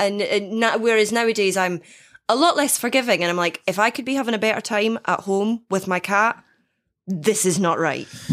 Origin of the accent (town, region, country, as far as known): Dundee, Scotland, United Kingdom; born or raised there